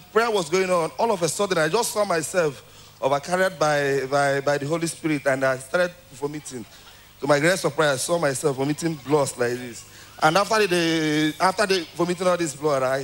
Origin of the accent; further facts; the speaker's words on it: Abia, Nigeria; I'm from Abia State